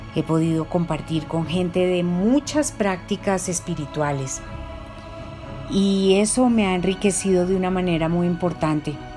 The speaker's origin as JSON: {"language": "Spanish", "region": "Bogotá", "country": "Colombia", "tie": "born or raised there", "said": "Yo soy una mujer colombiana que nació en Bogotá"}